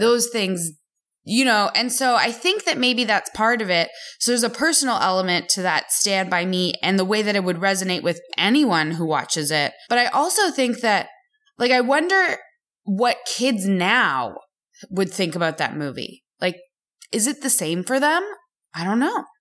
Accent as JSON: {"language": "English", "country": "Canada", "moved": "yes", "lives_now": "United States", "said": "as a Canadian who is now slowly becoming American"}